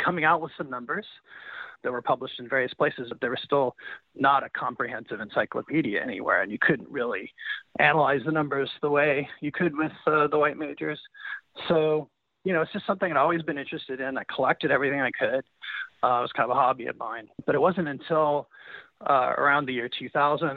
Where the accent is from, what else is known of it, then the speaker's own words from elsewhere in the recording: Kansas City, Missouri, United States; I was growing up in Kansas City as a fan of the Royals